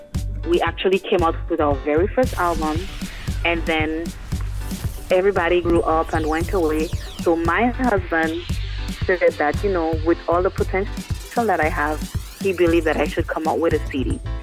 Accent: St. Lucia; now in St. Croix, US Virgin Islands; I was born in the island of St. Lucia, but now I reside right here in St. Croix, Virgin Islands.

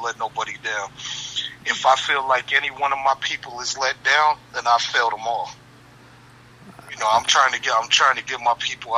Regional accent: Gary, Indiana, United States; We're from the Midwest. We're from Gary, Indiana.

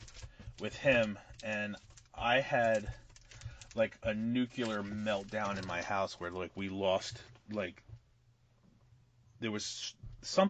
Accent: New Jersey, United States; also born or lived in Bayonne; we're from Jersey

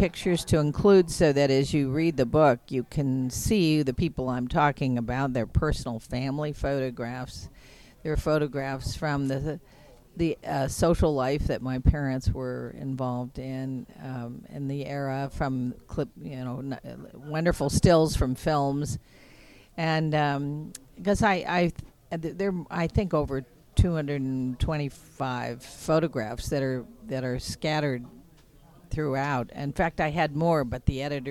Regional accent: Los Angeles, California, United States; as a child growing up in Hollywood

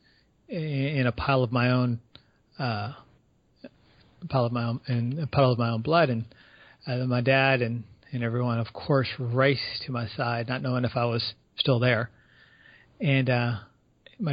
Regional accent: San Antonio, Texas, United States; San Antonio is in Texas. That's my hometown

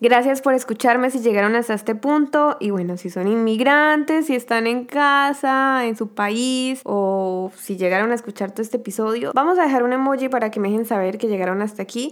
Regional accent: Colombia; moved away as an adult; also born or lived in Miami; Yo me fui de Colombia en el 2015, o sea, estamos hablando de hace siete años aproximadamente que llevo fuera de Colombia

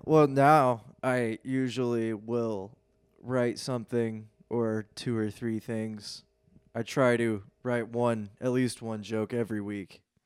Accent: Lafayette, Indiana, United States; moved away as an adult; now in Cincinnati, United States; I'm from Lafayette, Indiana

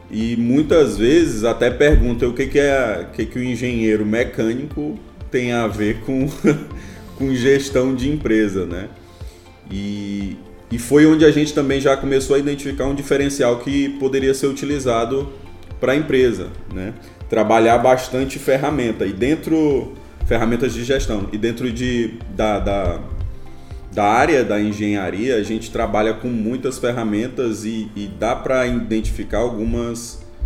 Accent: Imperatriz, Maranhão, Brazil; eu sou engenheiro mecânico, eu sou aqui de Imperatriz mesmo, né?

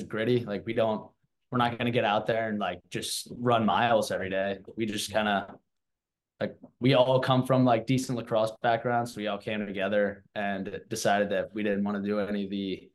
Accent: Washington, District of Columbia, United States; moved away; I'm from Washington, D.C. So I grew up just kind of surrounded by lacrosse

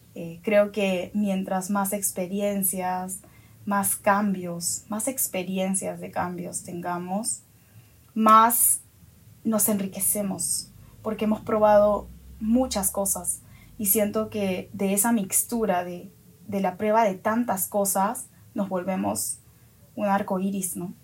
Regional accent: Peru; Ahora estoy en mi país, en Perú

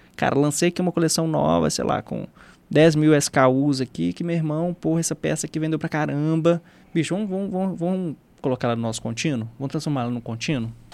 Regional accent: Minas Gerais, Brazil; accent: mineiro; o mineiro é um pouco disso, até porque o nosso sotaque, ele é muito óbvio

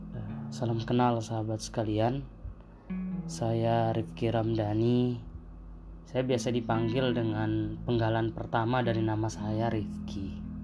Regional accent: Sumbawa Island, West Sumbawa Regency, West Nusa Tenggara, Indonesia; Saya berasal dari Pulau Sumbawa, dari kampung paling ujung dari Kabupaten Mungil kami, Sumbawa Barat.

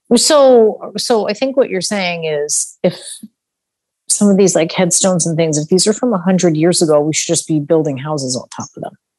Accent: Long Island, New York, United States; moved away; also born or lived in Midwest; growing up in New York, I definitely thought that because I grew, you know, grew up on Long Island

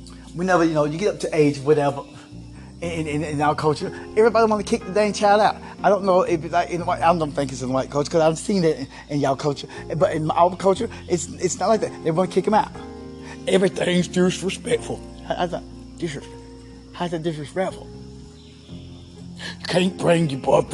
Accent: United States; I grew up in Hall County, you know, in the 80s

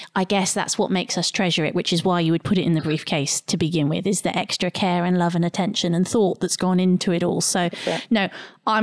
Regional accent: England, United Kingdom; now in Australia; people will pick on my Englishness and think that I'm making it because I'm English

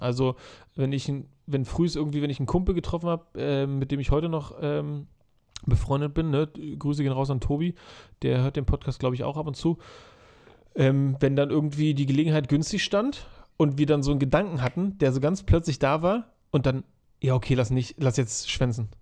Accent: Germany; bei uns in Deutschland

